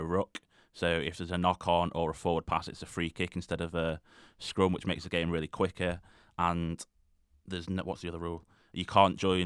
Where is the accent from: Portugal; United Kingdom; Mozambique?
United Kingdom; England; as an English person